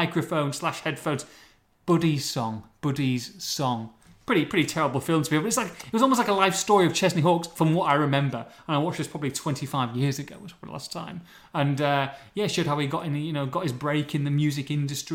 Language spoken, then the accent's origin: English; Hull, Yorkshire and the Humber, United Kingdom; when I was little growing up in Hull and I was like 10, 12, 14